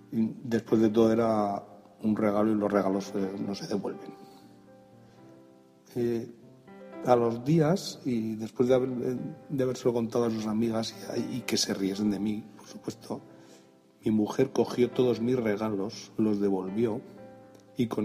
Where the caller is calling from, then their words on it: Pamplona, Navarre, Spain; Hola Emilcar y Orientes … de Pamplona. Eh, mi primer Mac lo compré eh, un 5 de enero de 2012 en una Premium Reseller de aquí de Pamplona.